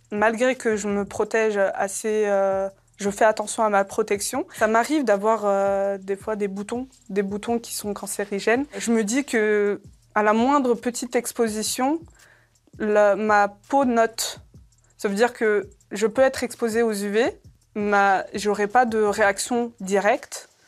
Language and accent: French; Algeria; born there; Moi, en plus, je suis née en Algérie. Ça veut dire niveau soleil, on est servi.